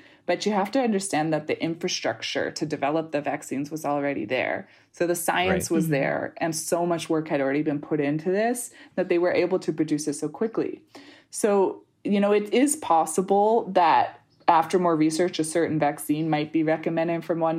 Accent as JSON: {"language": "English", "country": "Canada", "said": "This is a U.S. thing where the list"}